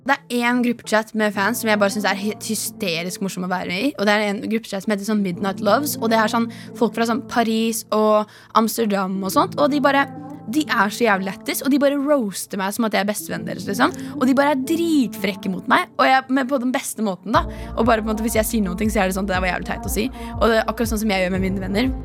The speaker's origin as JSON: {"language": "Norwegian", "town": "Horten", "region": "Vestfold", "country": "Norway", "said": "Jeg er 19 år, jeg kommer fra Horten"}